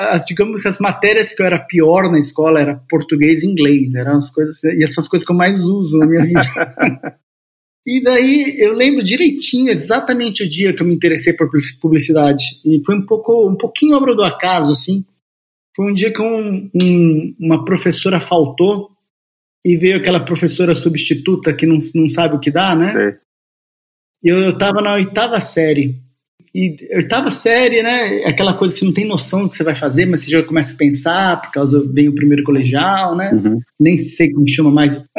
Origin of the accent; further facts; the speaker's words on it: São Paulo, Brazil; born there; also born or lived in Bauru; Ó, eu nasci em São Paulo, São Paulo capital. Todo mundo fica achando que eu sou de Bauru, mas não sou. Eu só morei alguns anos em Bauru, minha família foi parar em Bauru, né?